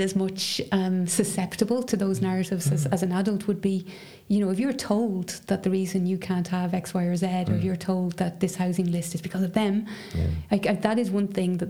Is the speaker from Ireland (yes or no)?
yes; Dublin, Leinster, Ireland; growing up in Dublin, and I would have lived in a sort of fairly middle class area.